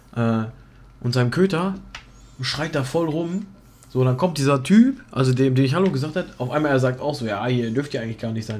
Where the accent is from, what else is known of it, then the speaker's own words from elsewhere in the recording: Germany; ich bin Deutscher